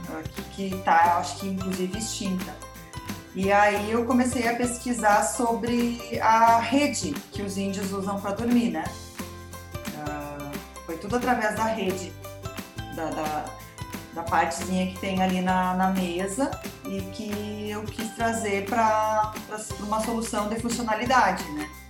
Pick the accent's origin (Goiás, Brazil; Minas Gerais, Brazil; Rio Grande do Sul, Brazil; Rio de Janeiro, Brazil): Rio Grande do Sul, Brazil; Santa Maria; now in Bento Gonçalves, Brazil; E aí eu tive, eu saí de Santa Maria